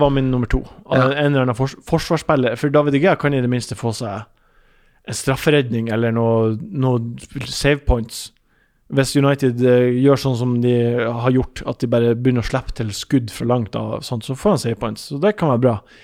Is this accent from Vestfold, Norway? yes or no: no; Ørnes, Nordland, Norway; moved away; Ørnes er der jeg er fra